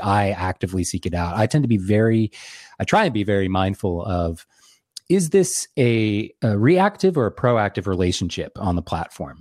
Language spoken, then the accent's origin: English; Lynchburg, Virginia, United States; I grew up in central Virginia